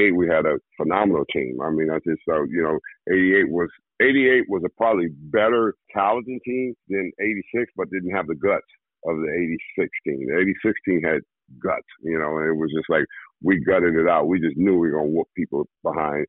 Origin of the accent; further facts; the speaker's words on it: California, United States; I saw Pete Rose playing with the Reds when I was growing up in California